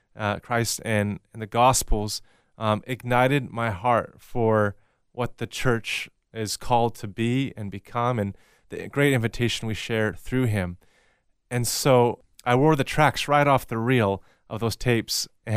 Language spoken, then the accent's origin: English; Sedro-Woolley, Washington, United States; And I was born in Cedarwoolley, Washington, and that's about an hour north of Seattle on the west coast of the U.S., and raised primarily in that area.